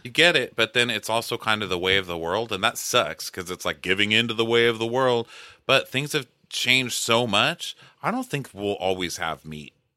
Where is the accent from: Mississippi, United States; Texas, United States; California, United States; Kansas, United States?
Texas, United States; I'm from Texas